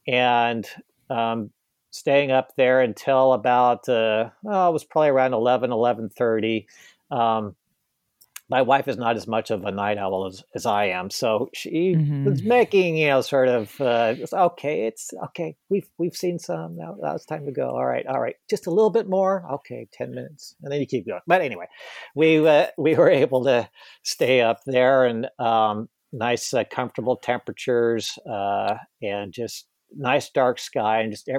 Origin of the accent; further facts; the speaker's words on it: Boise, Idaho, United States; growing up in Boise, Idaho.